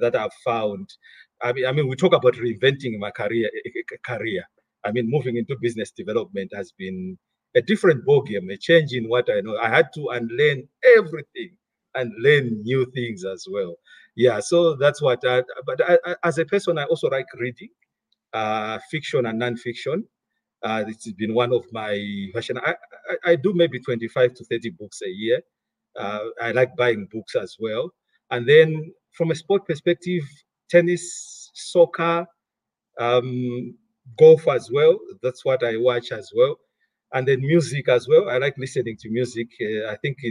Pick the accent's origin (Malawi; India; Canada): Malawi; moved away as an adult; I was born, I grew up in Malawi.